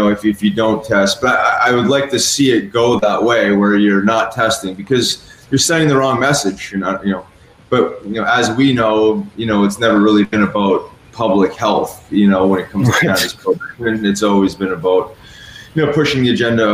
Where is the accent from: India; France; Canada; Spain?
Canada; moved away as an adult; also born or lived in Philadelphia; When I moved out of Canada